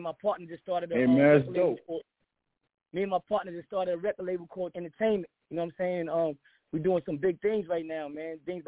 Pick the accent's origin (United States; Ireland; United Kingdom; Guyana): United States; Jersey City, New Jersey; now in Baltimore, United States; I'm calling from Baltimore, but, you know, I'm from Jersey, you know what I'm saying? Jersey City, you know, and New York area.